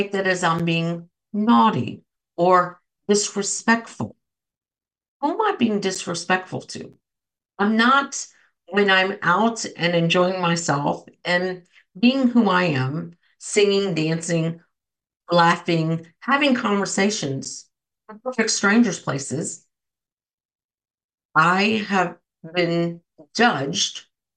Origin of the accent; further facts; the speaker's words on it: New Jersey, United States; I'm from Jersey.